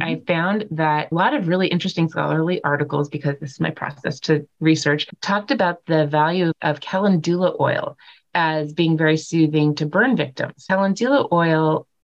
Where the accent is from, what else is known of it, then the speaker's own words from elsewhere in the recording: California, United States; moved away; I grew up in California